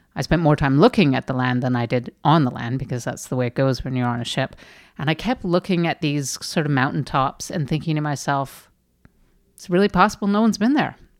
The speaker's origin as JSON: {"language": "English", "country": "Canada", "said": "I'm Canadian"}